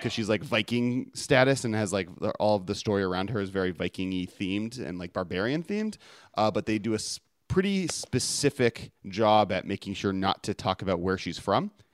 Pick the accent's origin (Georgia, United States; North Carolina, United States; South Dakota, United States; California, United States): California, United States; Los Angeles; my hometown of Los Angeles